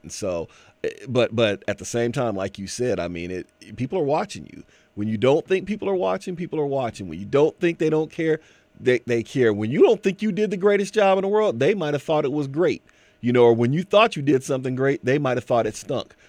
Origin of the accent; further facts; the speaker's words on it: Canton, Ohio, United States; I'm from Canton, Ohio